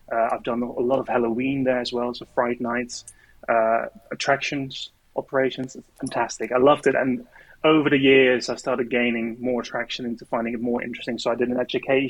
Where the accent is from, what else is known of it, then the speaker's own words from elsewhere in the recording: Netherlands; moved away as an adult; now in United Kingdom; I am Dutch. So I lived in the Netherlands for many years